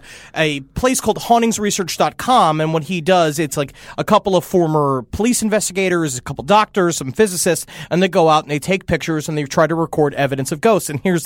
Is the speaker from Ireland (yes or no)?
yes; Ireland; I'm quite Irish.